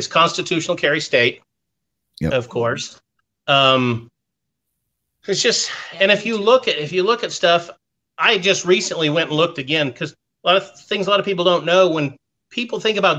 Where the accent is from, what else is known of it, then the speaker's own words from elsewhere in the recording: Texas, United States; moved away as an adult; they said, where are you from? And I said, well, Texas.